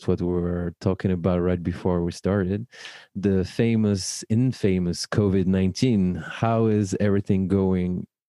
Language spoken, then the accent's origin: English; Paris, Île-de-France, France; born or raised there